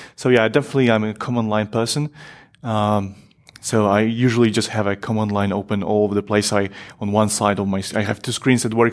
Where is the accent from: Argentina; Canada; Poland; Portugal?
Poland; now in Netherlands; I'm from originally from Poland. I live in Netherlands at the moment